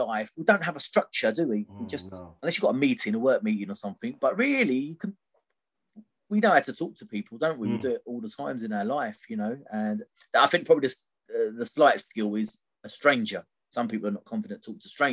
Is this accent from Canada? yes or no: no; Gravesend, South East England, United Kingdom; I'm from Gravesend originally.